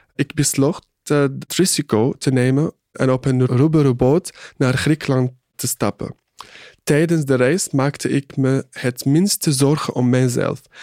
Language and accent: Dutch; Syria; Dutch is a second language; moved away as an adult; now in Netherlands; zeg dat ik uit Syrië kom